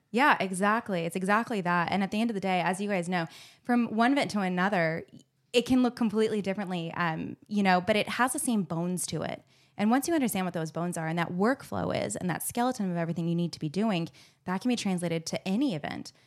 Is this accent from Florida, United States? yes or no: no; Phoenix, Arizona, United States; accent: American; moved away as an adult; also born or lived in Hawaii / Los Angeles / New York; now in Melbourne, Australia; I grew up on the West Coast in Phoenix, which is right next to California